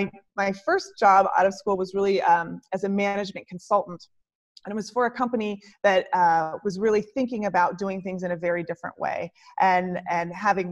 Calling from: San Francisco, California, United States; say San Francisco.

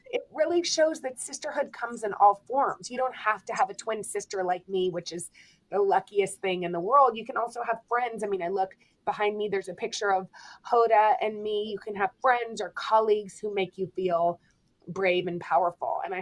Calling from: New York City, New York, United States; I am calling in from New York City. I'm in 30 Rockefeller Center.

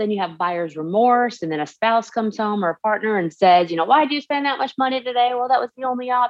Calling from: Dalton, Georgia, United States; I am joining you from Dalton, Georgia. And if you didn't know it, Dalton is the carpet capital of the world.

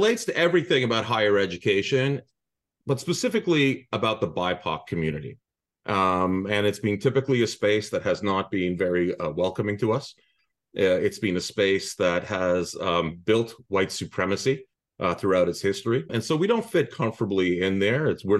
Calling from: Quebec, Canada; Of course, I'm calling from the Eastern Townships in Quebec.

